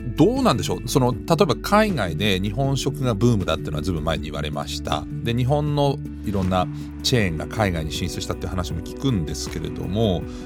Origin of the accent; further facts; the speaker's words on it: Düsseldorf, North Rhine-Westphalia, Germany; moved away; 僕もずっとドイツ生まれ育ったんでデュッセルドルフって大きな日本人街があったんですけど